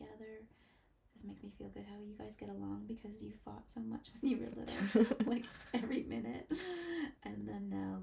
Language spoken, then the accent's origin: English; Montreal, Quebec, Canada; the agency that I was born through in Montreal.